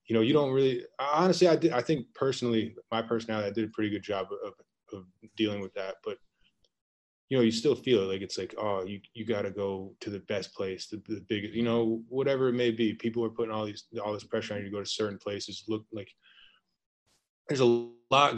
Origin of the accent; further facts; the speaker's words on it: South Kingstown, Rhode Island, United States; moved away as an adult; also born or lived in Lyon, France / Italy / Gainesville / Chicago; now in Japan; I'm from South Kingston, Rhode Island.